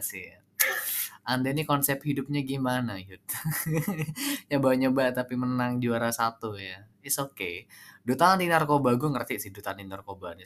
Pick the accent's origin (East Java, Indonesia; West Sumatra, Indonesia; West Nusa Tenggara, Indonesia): East Java, Indonesia; Sumenep; also born or lived in Jember; gue kebetulan orang Sumeneb ya orang Madura